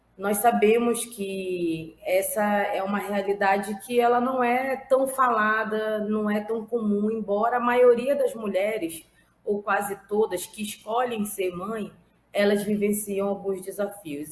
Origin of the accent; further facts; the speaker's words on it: Amazonas, Brazil; estou secretária nacional de Mulheres do PT, mas sou do Amazonas.